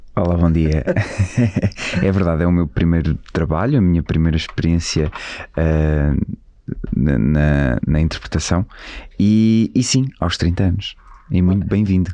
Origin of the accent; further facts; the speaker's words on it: Colhoso, Bragança District, Portugal; moved away; eu cresci na, na aldeia com os meus avós. Eh, é uma aldeia que se chama Colhoso, que é ao pé de, de Izeda, a ficar a 30 km de Bragança.